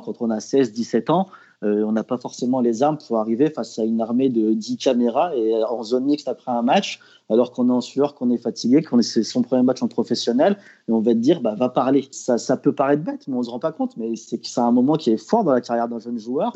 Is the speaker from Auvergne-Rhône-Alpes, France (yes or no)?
yes; Lyon, Auvergne-Rhône-Alpes, France; en tant que lyonnais